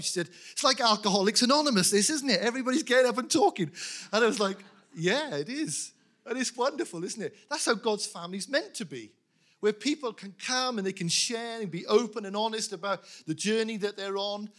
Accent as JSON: {"language": "English", "region": "Wales", "country": "United Kingdom", "tie": "born or raised there", "said": "I was brought up in a Welsh chapel. We spoke Welsh."}